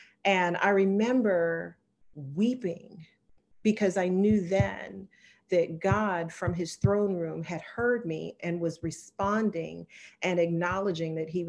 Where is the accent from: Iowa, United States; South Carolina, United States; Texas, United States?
South Carolina, United States; Charleston; I'm originally from Charleston, South Carolina, minus the accent. My dad was military, and I ended up marrying a military member, but born and raised in Charleston